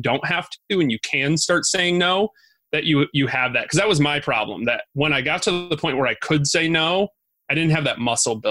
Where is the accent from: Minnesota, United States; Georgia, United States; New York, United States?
New York, United States; Binghamton; also born or lived in Syracuse, New York; I grew up in Binghamton in Syracuse